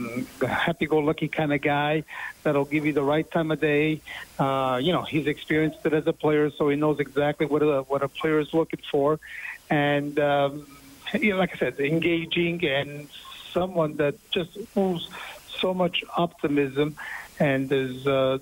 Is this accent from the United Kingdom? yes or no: no; Montreal, Quebec, Canada; my hometown team